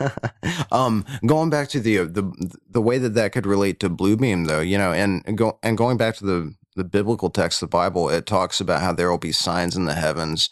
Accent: United States; I'm proud American

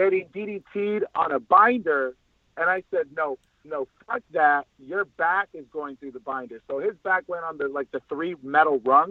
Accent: El Monte, California, United States; I'm born and raised in El Monte, California

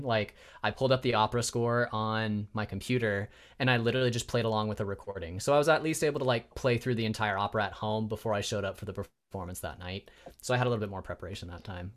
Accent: Spokane, Washington, United States; moved away as an adult; also born or lived in Provo, Utah / Chicago, Illinois; now in Bay Area, United States; I was raised in Spokane, Washington. Um, so I'm kind of a Northwest kid at heart

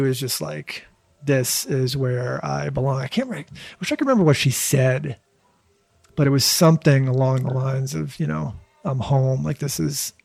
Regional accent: Newton, Massachusetts, United States; I grew up in Newton.

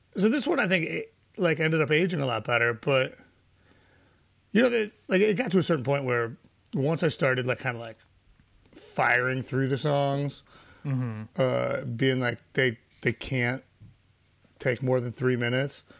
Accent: Chicago, Illinois, United States; I grew up on Briar and Sheridan, which is just one block east of Broadway and Briar

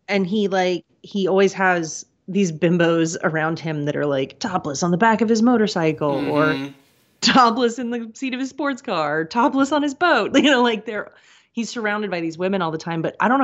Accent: Kansas, United States; growing up in the Midwest, I grew up in Kansas

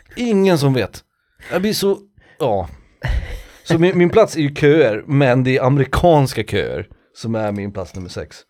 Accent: Sweden; jag är svensk

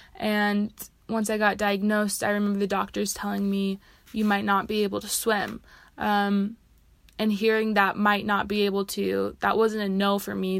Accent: Seattle, Washington, United States; moved away as an adult; now in Utah, United States; I'm originally from Seattle, Washington, but I came out to Utah to attend the University of Utah

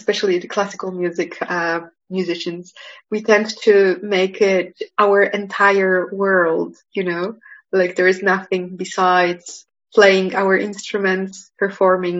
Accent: Poland; born or raised there; also born or lived in Manchester, United Kingdom / Geneva, Switzerland

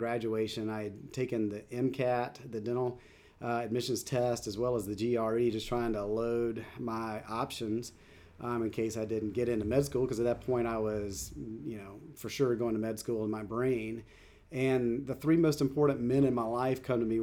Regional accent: Anderson, South Carolina, United States; moved away as an adult; also born or lived in Kansas City; I grew up in South Carolina, in Anderson, South Carolina

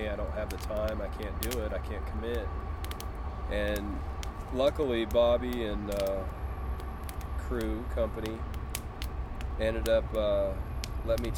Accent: Utah, United States; moved away as an adult; now in Oklahoma, United States; I'm from Utah originally, pretty much raised there my whole life, and then I moved to Oklahoma in 2006.

